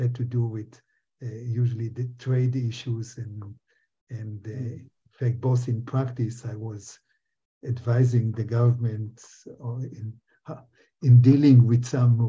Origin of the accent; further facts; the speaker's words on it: Israel; moved away as an adult; also born or lived in Berkeley, United States / British Columbia, Canada; now in Canada; I grew up in Israel